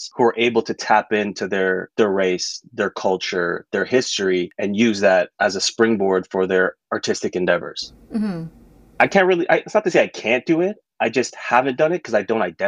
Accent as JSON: {"language": "English", "town": "Toronto", "region": "Ontario", "country": "Canada", "tie": "born or raised there", "said": "I've never left Scarborough, but just moved further and further west in Scarborough"}